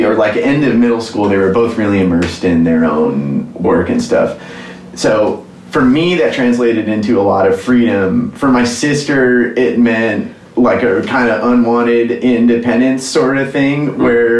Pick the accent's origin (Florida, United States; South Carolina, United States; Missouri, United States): Missouri, United States; St. Louis; moved away; I grew up in St. Louis County. My family moved there when I was in second grade. My parents are both from the East Coast.